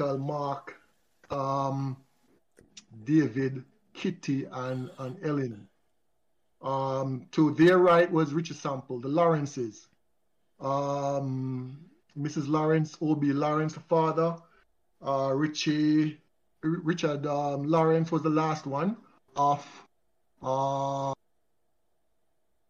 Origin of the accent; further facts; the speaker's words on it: Kingston, Jamaica; At age six, I remembered vividly when we moved to Pembroke Hall. We moved from Lindus Road